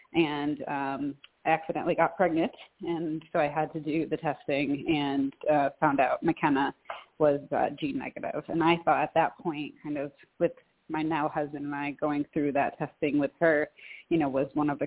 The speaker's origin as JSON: {"language": "English", "region": "Western Massachusetts", "country": "United States", "moved": "yes", "lives_now": "Troy, United States", "said": "I live in Troy, New York, and I'm originally from Western Massachusetts"}